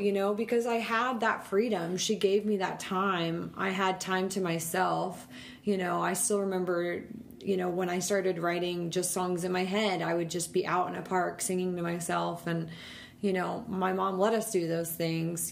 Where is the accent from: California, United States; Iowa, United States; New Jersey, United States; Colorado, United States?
Colorado, United States; Denver; also born or lived in Rockford, Illinois; we moved to Denver when I was young. So I grew up in Denver